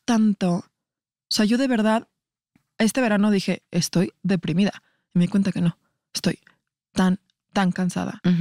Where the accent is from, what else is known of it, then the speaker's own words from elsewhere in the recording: Mexico; como sociedad mexicana